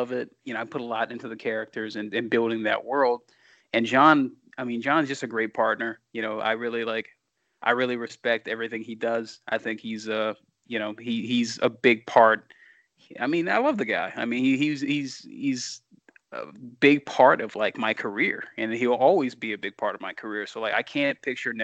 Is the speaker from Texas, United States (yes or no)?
no; Louisiana, United States; I'm born and raised in Louisiana.